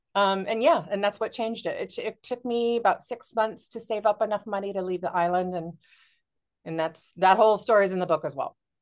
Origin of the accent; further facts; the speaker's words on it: Honolulu, Hawaii, United States; moved away; I'm from Honolulu. I'm from Oahu